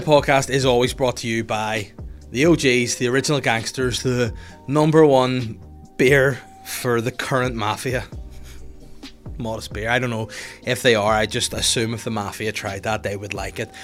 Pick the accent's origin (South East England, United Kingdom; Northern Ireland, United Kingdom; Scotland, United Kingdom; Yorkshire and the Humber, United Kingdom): Northern Ireland, United Kingdom; North Down; I'm from North Down, born and bred and raised and live here to this day